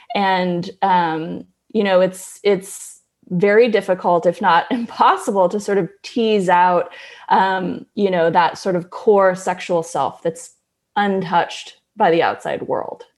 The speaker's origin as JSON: {"language": "English", "town": "Berkeley", "region": "California", "country": "United States", "tie": "born or raised there", "said": "I grew up in Berkeley, California with a couple hippie parents"}